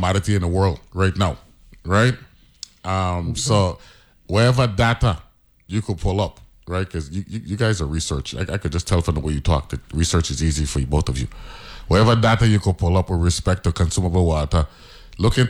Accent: U.S. Virgin Islands; I'm a Crucian

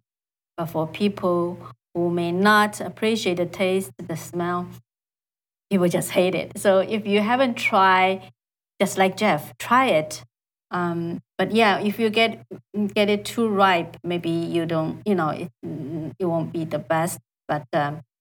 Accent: China; English is a second language; moved away as an adult; also born or lived in Iowa City, Iowa, United States / California, United States; now in United States

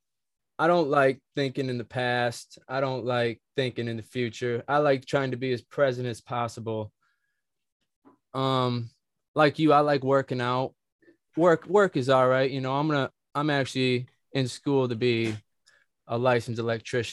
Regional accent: Michigan, United States; we're from Michigan

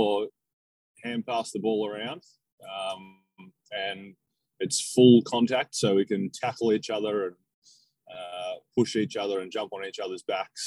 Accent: Devonport, Tasmania, Australia; now in Melbourne, Australia; I grew up in Tasmania, in the north of Tasmania, so Devonport.

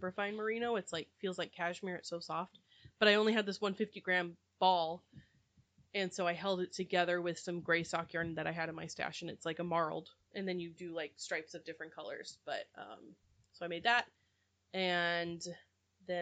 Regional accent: Fillmore, California, United States; I grew up in Fillmore

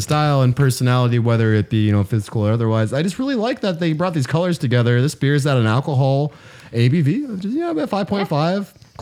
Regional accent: Las Vegas, Nevada, United States; my hometown, Las Vegas

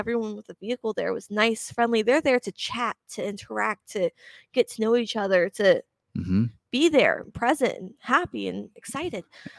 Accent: Kansas, United States; We're from Kansas, you know, we're here to help each other out.

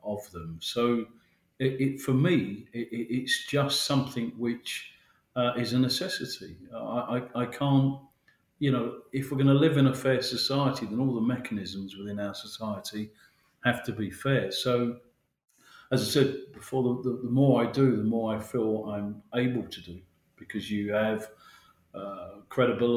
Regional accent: Mitcham, London, United Kingdom; I live in London and I'm you know, born and bred South London. I'm very proud of that. I'm from Mitcham

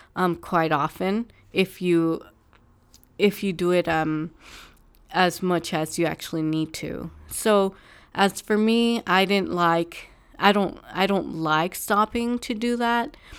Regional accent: California, United States; I'm from California

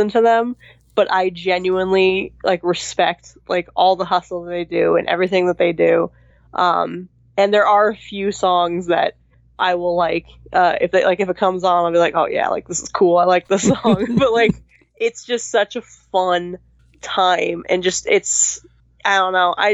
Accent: West Coast, United States; moved away; I'm from the West Coast

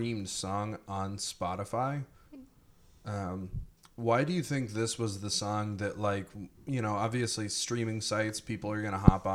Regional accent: Mount Vernon, Ohio, United States; born and raised in the utopia of Mount Vernon, Ohio

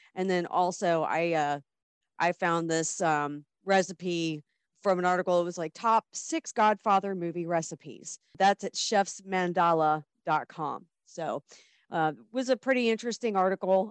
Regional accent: Midwest, United States; I'm from the Midwest.

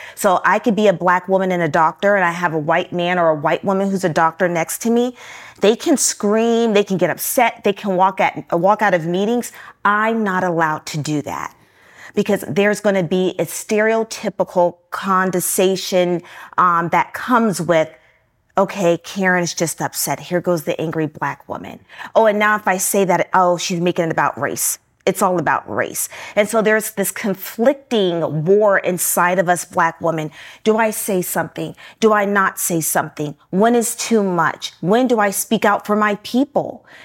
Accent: Newport News, Virginia, United States; I was born and raised in Newport News, Virginia.

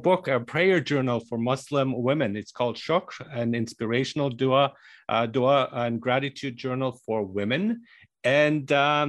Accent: Germany; also born or lived in Iran; now in Canada; I was born in Iran, but that's not the place I would identify with, because I grew up in Germany and I live in Canada and so on.

